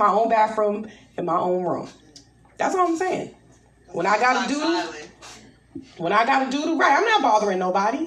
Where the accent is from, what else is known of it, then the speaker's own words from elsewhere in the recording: New York, United States; moved away as an adult; also born or lived in the South (US); I'm from New York